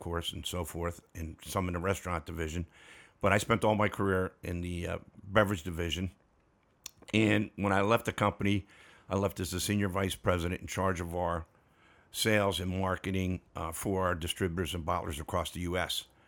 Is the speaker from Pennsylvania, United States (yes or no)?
yes; Pittsburgh, Pennsylvania, United States; moved away; also born or lived in Texas; route manager in my hometown of Pittsburgh, Pennsylvania